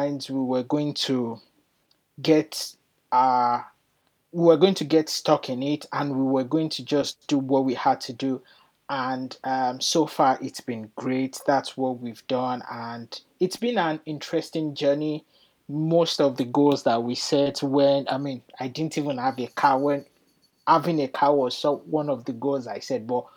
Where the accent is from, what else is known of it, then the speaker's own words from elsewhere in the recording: Nigeria; moved away as an adult; now in United Kingdom; I'm originally from Nigeria. I moved to the UK about 13 years